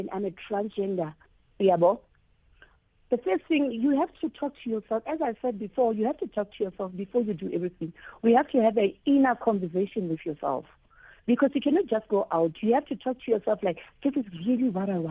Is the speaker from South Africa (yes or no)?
yes; Free State, South Africa; I'm from Free State here at Zepenar. It's a small town.